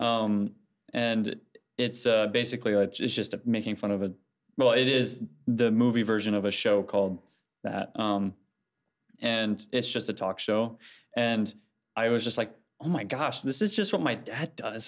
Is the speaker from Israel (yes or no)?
no; Fort Wayne, Indiana, United States; I'm from Fort Wayne, um, and I, my home church is Broadway Christian